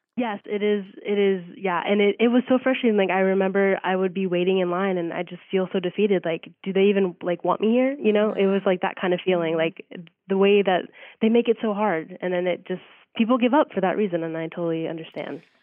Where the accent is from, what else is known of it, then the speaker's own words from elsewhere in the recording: Reading, Pennsylvania, United States; also born or lived in Spain; from Reading, Pennsylvania